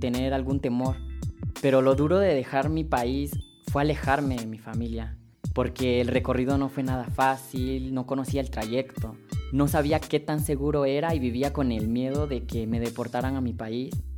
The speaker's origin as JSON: {"language": "Spanish", "country": "Honduras", "tie": "born or raised there", "moved": "as an adult", "lives_now": "Mexico", "said": "soy originario de Honduras, tengo 23 años"}